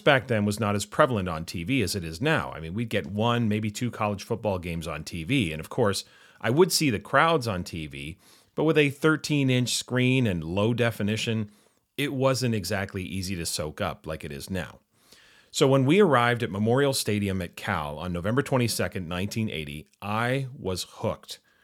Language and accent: English; Vancouver, British Columbia, Canada; growing up in Vancouver, we, of course, had three major professional sports franchises.